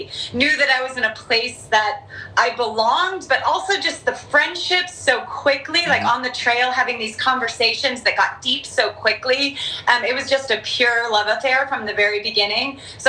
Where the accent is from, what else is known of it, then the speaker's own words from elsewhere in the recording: Southern California, United States; I was raised in Southern California.